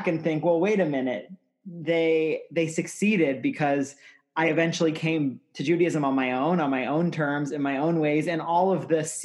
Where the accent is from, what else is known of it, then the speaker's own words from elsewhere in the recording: Cincinnati, Ohio, United States; moved away as an adult; also born or lived in New York City; I'm born and raised in Cincinnati, Ohio, and I have a lot of deep roots in Cincinnati